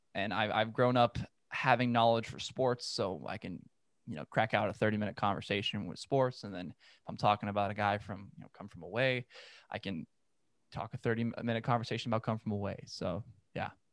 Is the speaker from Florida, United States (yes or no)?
no; Los Angeles, California, United States; I'm from Los Angeles. I'm from San Fernando Valley